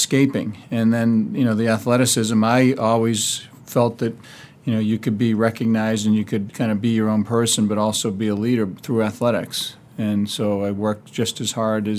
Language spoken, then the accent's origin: English; Massachusetts, United States; also born or lived in New Hampshire; we moved back to Massachusetts from New Hampshire